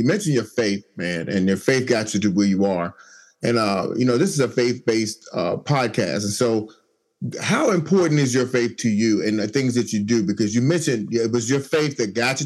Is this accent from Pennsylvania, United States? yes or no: no; New York, United States; now in Washington, D.C., United States; I'm originally from New York. So I do like the Giants, but I live here in the D.C. area